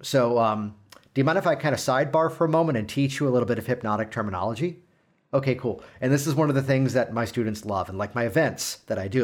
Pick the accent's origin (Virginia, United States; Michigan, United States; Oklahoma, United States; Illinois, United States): Virginia, United States; Virginia Beach; I am from Virginia Beach